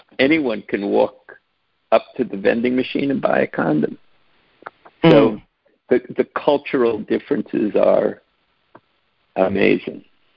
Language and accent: English; New York City, New York, United States; I grew up in New York City